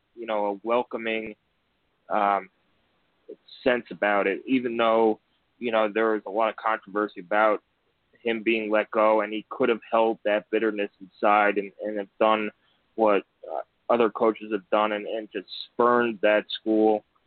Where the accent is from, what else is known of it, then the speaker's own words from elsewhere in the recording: New York, United States; moved away; growing up in New York